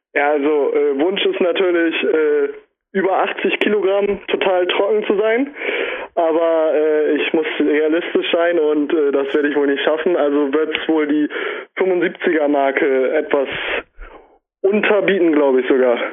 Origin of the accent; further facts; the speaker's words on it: Bremen, Germany; ich komme aus Bremen.